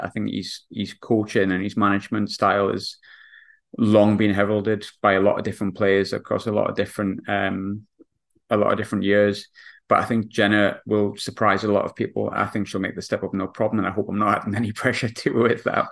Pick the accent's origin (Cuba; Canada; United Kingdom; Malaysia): United Kingdom; England; now in Scotland, United Kingdom; I'm English